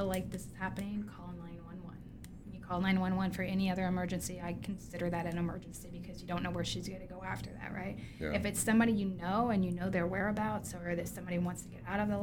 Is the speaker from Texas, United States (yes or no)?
yes; Texas, United States; I'm from Texas